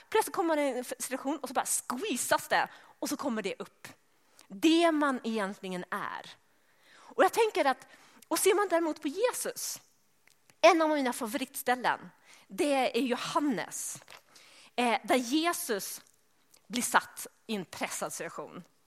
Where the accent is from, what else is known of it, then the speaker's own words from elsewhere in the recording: Sweden; eftersom jag är svensk så pratar jag sådär svarsk